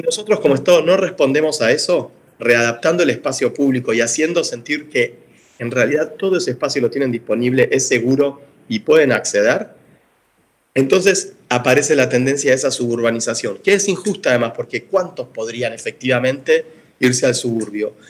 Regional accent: Buenos Aires, Argentina; como porteños que somos

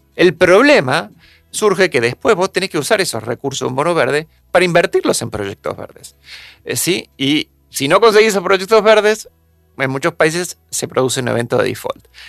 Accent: Argentina

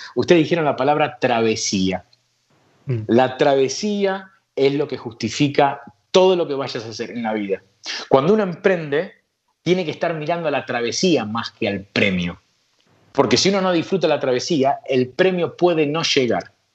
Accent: Argentina; moved away as an adult; yo soy argentino, amo mi país

